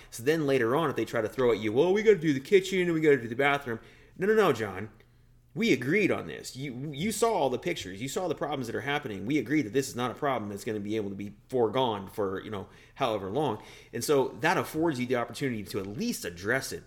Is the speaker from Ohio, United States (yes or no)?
no; Denver, Colorado, United States; moved away as an adult; also born or lived in Washington, D.C.; now in Wisconsin, United States; the home is Denver for me, always has been